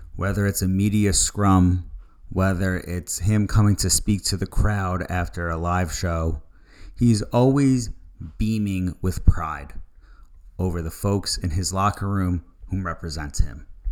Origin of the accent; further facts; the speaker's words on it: Long Island, New York, United States; I'm a kid from Long Island